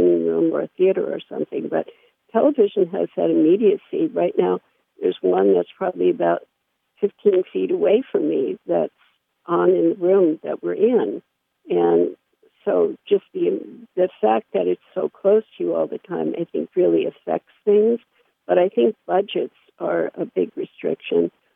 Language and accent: English; New York City, New York, United States; I grew up in New York City